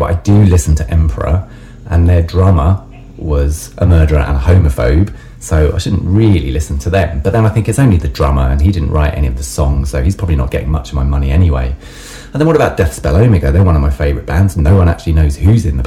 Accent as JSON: {"language": "English", "town": "Brighton", "region": "South East England", "country": "United Kingdom", "said": "I'm from Brighton in England."}